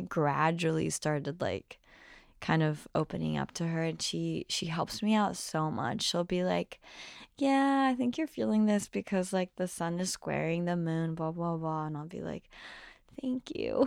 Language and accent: English; Brazil; moved away; I grew up in Brazil, so I definitely have some songs that are in Portuguese